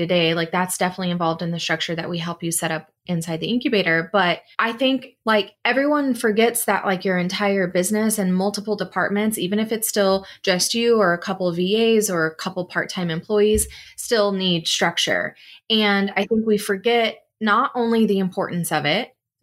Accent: Oklahoma, United States; Can you tell I grew up in Oklahoma?

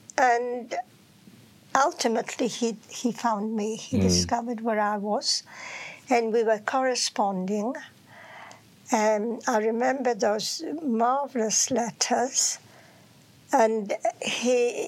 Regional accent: Poland; some from Germany, and I was from Poland.

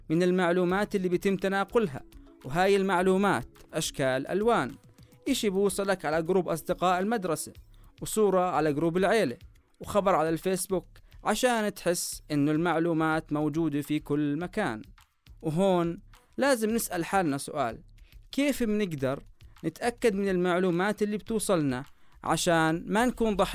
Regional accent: Jordan

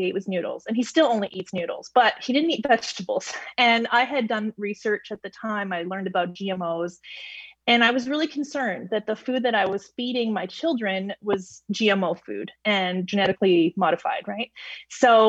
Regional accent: Toronto, Ontario, Canada; moved away as an adult; I come from Toronto

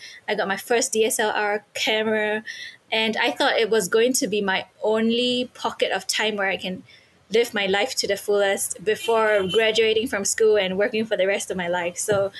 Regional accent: Singapore; Yes, so I am from Singapore.

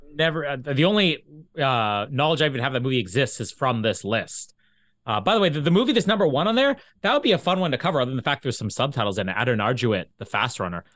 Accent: Manitoba, Canada; also born or lived in LaSalle / Vita; now in Winnipeg, Canada; I'm Canadian.

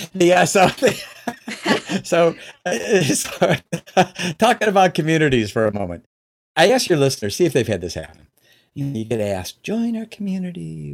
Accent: Chicago, Illinois, United States; now in Michigan, United States; I live in Michigan now, but I was born and raised in the Chicagoland area

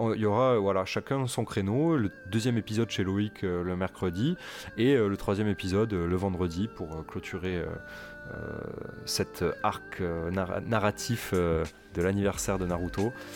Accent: Toulouse, Occitania, France; chez moi à Toulouse

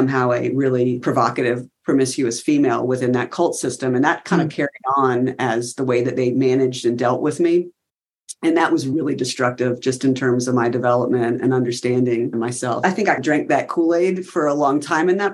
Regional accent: South Carolina, United States; moved away as an adult; I'm from South Carolina.

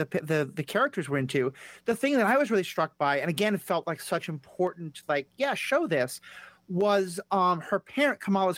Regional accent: New York City, New York, United States; I grew up in New York City.

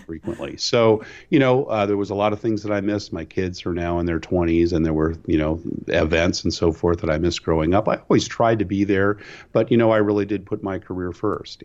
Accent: California, United States; moved away as an adult; growing up in California

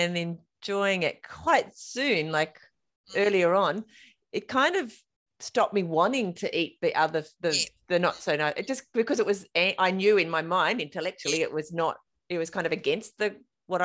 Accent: King Island, Tasmania, Australia; I grew up on King Island.

